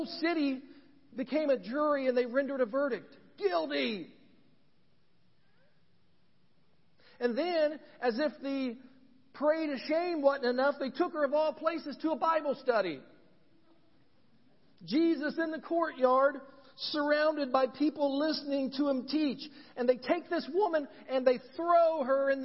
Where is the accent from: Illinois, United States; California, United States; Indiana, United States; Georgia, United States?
Indiana, United States; Ridgeville; growing up in Randolph County, a little town called Ridgeville